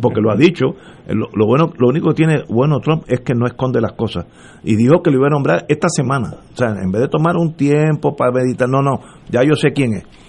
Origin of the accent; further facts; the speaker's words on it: Puerto Rico; como puertorriqueño